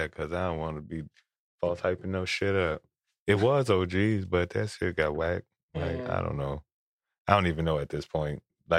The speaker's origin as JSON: {"language": "English", "town": "Aurora", "country": "United States", "said": "I'm from Aurora. We was in the hood"}